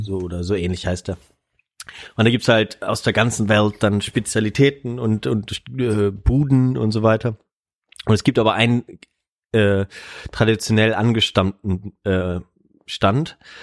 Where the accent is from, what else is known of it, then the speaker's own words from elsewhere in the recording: Germany; also born or lived in Bonn; wir sind aus Deutschland